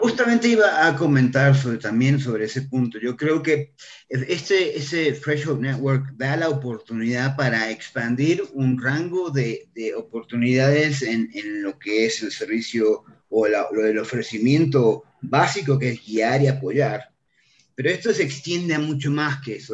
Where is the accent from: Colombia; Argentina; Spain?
Argentina; now in Mexico; soy un argentino perdido en México